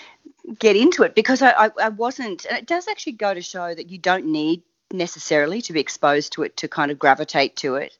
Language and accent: English; Biloela, Queensland, Australia; I'm a Queenslander originally, country Queensland. The closest town was a little town called Billawheela